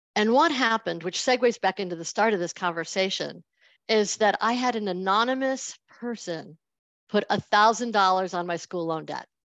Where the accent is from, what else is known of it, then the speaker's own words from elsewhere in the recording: Buffalo, New York, United States; I'm from Buffalo